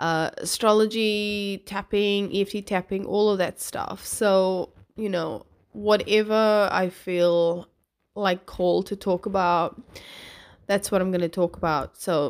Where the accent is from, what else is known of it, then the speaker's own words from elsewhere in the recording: Cape Town, Western Cape, South Africa; moved away as an adult; also born or lived in New Zealand; I'm originally from Cape Town, South Africa. Moved here when I was 19, I think. Well, moved to New Zealand, I should say, when I was 19. Lived there for 5 years, and here I am. So, yeah, my accent's a bit scrambled